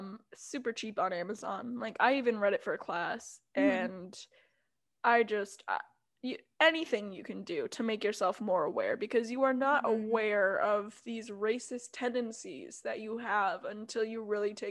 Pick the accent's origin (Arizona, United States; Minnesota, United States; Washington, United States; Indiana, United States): Minnesota, United States; I, like, used to be proud to be like, yeah, I'm Minnesotan.